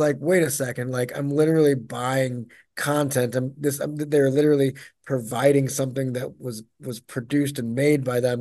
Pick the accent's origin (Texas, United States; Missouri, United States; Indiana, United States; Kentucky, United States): Missouri, United States; St. Louis; moved away as an adult; also born or lived in Denver; I was living in Denver, and I came home. I'm from Saint Louis